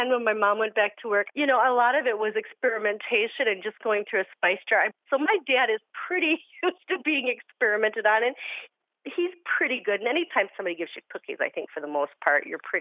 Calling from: Corvallis, Oregon, United States; I'm from Corvallis, Oregon.

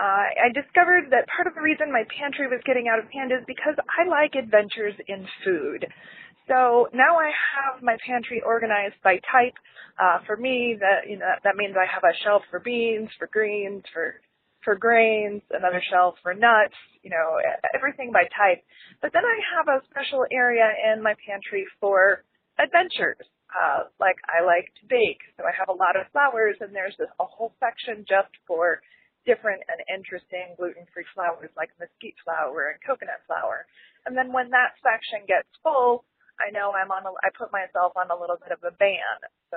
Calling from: Columbus, Ohio, United States; I'm from Columbus, Ohio.

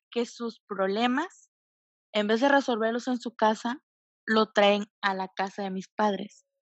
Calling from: Tabasco, Mexico; De Tabasco.

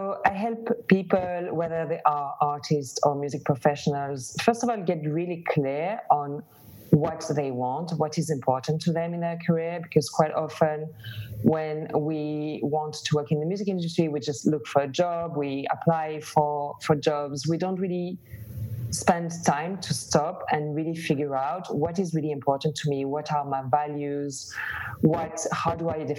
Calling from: Barcelona, Catalonia, Spain; English is a second language; also born or lived in London; I'm half French, half Greek, lived in London and then relocated to Barcelona.

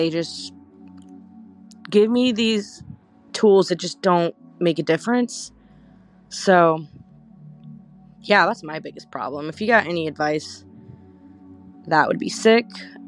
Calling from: California, United States; I am calling from California, and I'm 24.

